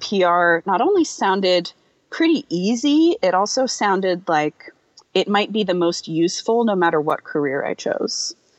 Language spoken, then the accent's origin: English; New Bern, North Carolina, United States; I am from a small town in the south. Um, it's called New Bern. It's in North Carolina